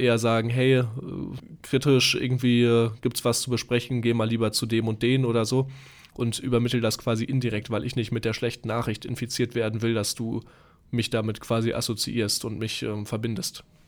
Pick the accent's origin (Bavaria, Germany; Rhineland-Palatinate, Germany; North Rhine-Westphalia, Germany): North Rhine-Westphalia, Germany; Dortmund; now in Munich, Germany; Ich bin ja hier in München, komme ursprünglich ähm, wie du aus Dortmund im schönen Ruhrgebiet